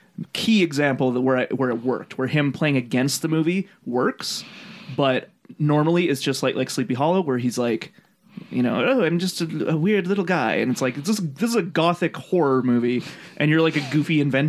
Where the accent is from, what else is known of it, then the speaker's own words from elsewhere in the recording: Buenos Aires, Argentina; I'm from Buenos Aires, and I say kill them all.